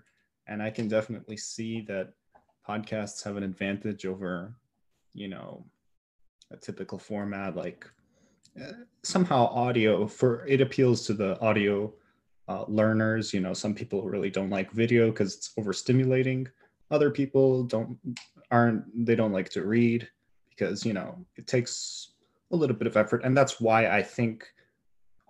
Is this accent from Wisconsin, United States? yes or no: yes; Milwaukee, Wisconsin, United States; now in central Wisconsin, United States; I live in central Wisconsin. Originally, I was born in Milwaukee